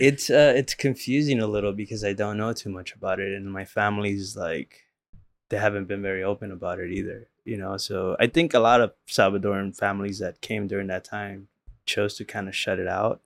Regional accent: Los Angeles, California, United States; growing up in South Central and and in the late nineties

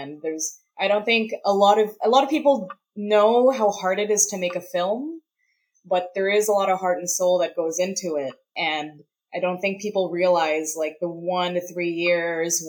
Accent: Canada; I'm not in the US. I'm a Canadian filmmaker and a Canadian performer

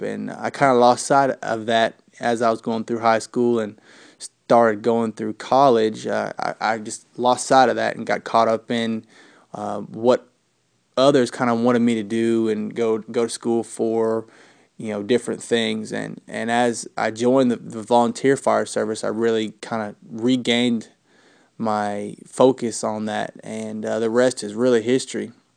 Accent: Huntsville, Alabama, United States; I am from Huntsville, Alabama

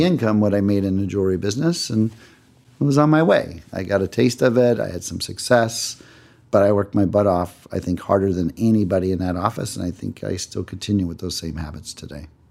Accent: Cleveland, Ohio, United States; moved away as an adult; now in Los Angeles, United States; I grew up in Cleveland, Ohio. I was there until uh, I was 18 years old.

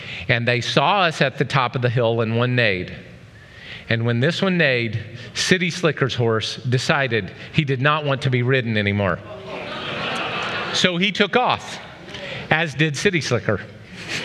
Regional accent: Oklahoma, United States; I grew up in Oklahoma

